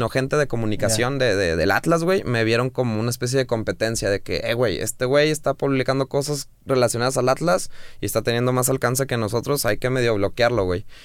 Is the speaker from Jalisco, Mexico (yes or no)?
yes; Guadalajara, Jalisco, Mexico; also born or lived in Bogotá, Colombia; Nací en Bogotá. Nací en Bogotá. Eh, pero a los seis y medio, siete años me vine a Guadalajara. Entonces, ah. prácticamente toda mi vida acá